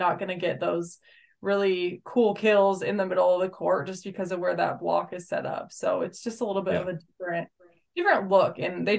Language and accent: English; Nebraska, United States; I think growing up in Nebraska, you're familiar with those sorts of teams that come in and play, especially against Nebraska down the road.